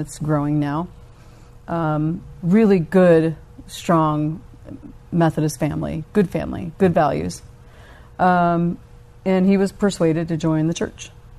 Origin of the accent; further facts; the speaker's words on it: Alabama, United States; also born or lived in Georgia / Kansas / Germany; I was born in Alabama, and I spent most of my upbringing in the South, but we lived all over. Mm-hmm. Kansas, West Point Military Academy. I ended up graduating high school over in Germany. Mm-hmm. So kind of those three places, mostly Georgia, Alabama.